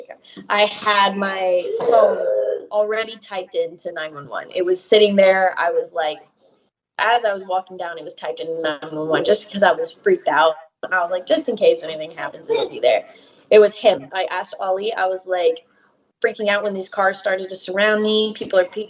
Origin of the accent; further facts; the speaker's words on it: Georgia, United States; moved away; I'm from Georgia.